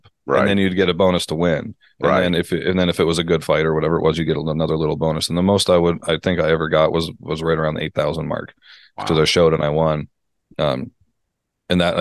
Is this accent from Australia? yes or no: no; Canada; moved away as an adult; also born or lived in United States; I'm Canadian moving to the States